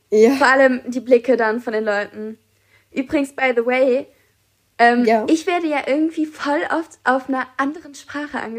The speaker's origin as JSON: {"language": "German", "country": "Germany"}